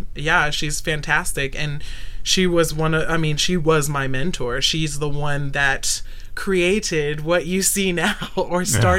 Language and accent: English; Okinawa, Japan; also born or lived in North Carolina, United States; I was born in Okinawa, Japan. My dad was in the Marine Corps.